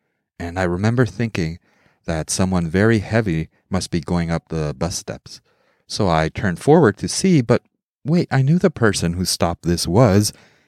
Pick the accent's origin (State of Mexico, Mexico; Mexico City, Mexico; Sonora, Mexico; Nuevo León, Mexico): Mexico City, Mexico; also born or lived in United States; I grew up in Mexico City, Mexico. From age 2 through 18 or 19, from basically preschool through high school. Though I am not a Mexican citizen, Mexico was part of my formative years, and I feel, from a cultural perspective, as Mexican as I feel American.